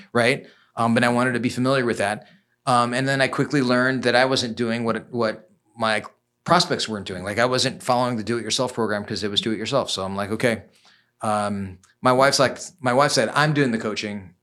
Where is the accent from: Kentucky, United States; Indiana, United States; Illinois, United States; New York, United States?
Illinois, United States; Chicago; born and raised in Chicago